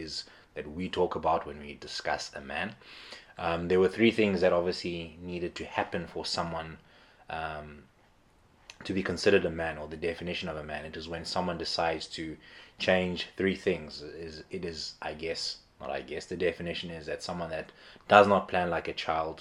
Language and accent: English; Eastern Cape, South Africa; I grew up in the Eastern Cape in South Africa